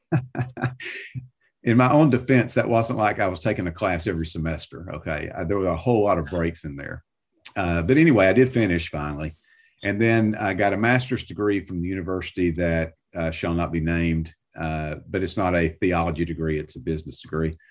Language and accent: English; south of Atlanta, Georgia, United States; moved away as an adult; now in Nashville, United States; I grew up south of Atlanta